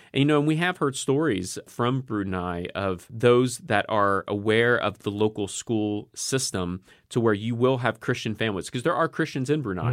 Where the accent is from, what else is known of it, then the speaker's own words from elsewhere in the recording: United States; as an American